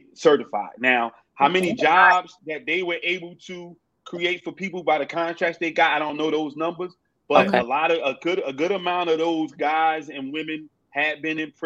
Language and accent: English; North New Jersey, United States; growing up in North New Jersey